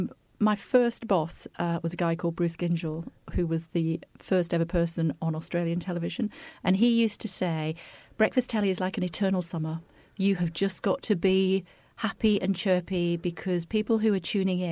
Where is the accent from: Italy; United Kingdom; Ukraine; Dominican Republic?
United Kingdom; Wigan, North West England; I'm from Wigan